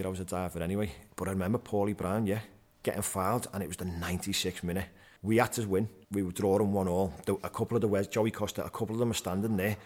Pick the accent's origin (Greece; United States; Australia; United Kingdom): United Kingdom; Liverpool, North West England; I was from Anfield